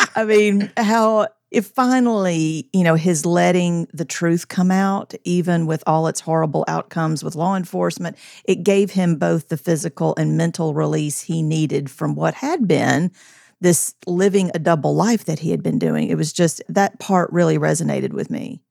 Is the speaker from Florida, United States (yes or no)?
no; Columbia, Tennessee, United States; we grew up in Columbia, Tennessee